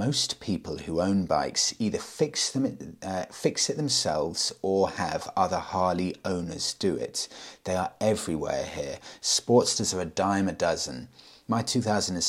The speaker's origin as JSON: {"language": "English", "country": "United Kingdom", "said": "I'm British, obviously. Well, I say live in the UK, I'm in Tenerife"}